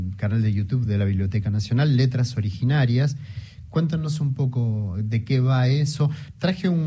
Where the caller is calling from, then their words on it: Neuquén, Argentina; Buenas tardes … de Neuquén Capital.